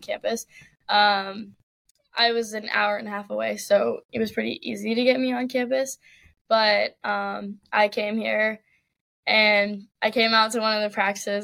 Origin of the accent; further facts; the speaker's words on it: Richmond, Virginia, United States; I grew up in Richmond, Virginia